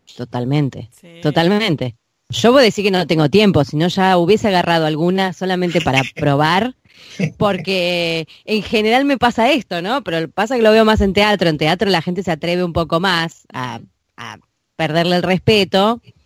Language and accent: Spanish; Buenos Aires, Argentina; accent: porteño; los porteños se creen que no tienen acento, pero tenemos acento.